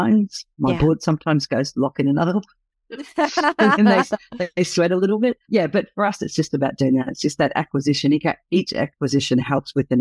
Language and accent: English; New Zealand; now in Australia; I'm a Kiwi